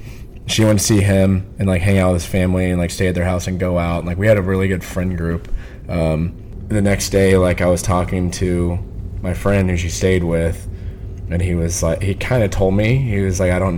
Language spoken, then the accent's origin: English; Austin, Texas, United States; moved away as an adult; also born or lived in Kentucky; I grew up in Austin.